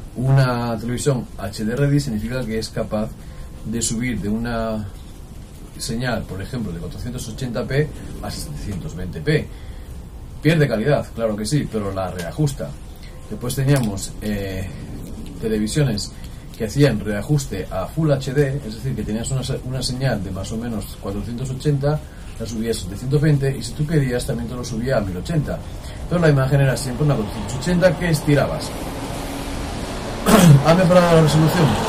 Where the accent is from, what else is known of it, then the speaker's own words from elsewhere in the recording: Jaraíz de la Vera, Extremadura, Spain; Jariza es uno de los nombres de mi pueblo, Jaraíz de la Vera, en Extremadura